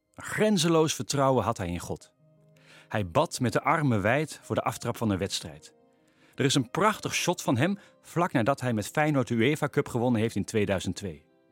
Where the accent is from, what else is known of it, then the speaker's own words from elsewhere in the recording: Veluwe, near Vaassen, Gelderland, Netherlands; Volgens mij kom ik al generaties van de Veluwe. in, de mhm. buurt bij, uh, in de buurt bij Vaas.